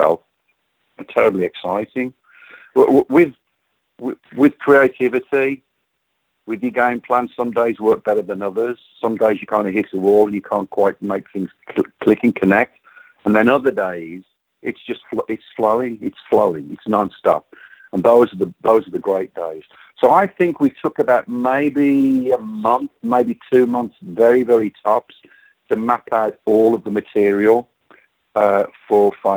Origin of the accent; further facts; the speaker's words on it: West Midlands, United Kingdom; moved away as an adult; now in Phoenix, United States; Being born and raised in the Midlands, the home of heavy metal